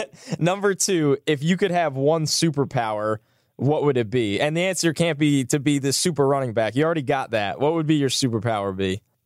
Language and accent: English; New York, United States; I'm a New Yorker.